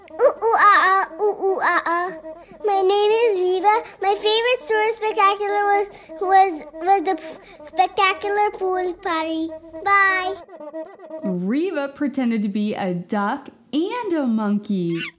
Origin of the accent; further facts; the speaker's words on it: Australia; I'm five years old. I am from Australia.